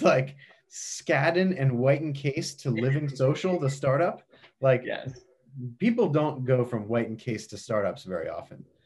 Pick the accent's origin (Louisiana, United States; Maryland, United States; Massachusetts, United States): Maryland, United States; Baltimore; when I was growing up in Baltimore, we went to Hershey Park a lot.